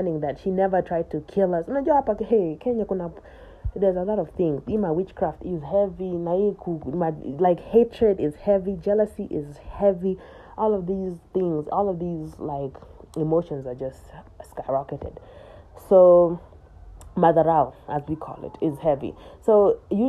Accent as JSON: {"language": "English", "country": "United States", "tie": "born or raised there", "said": "I grew up in America"}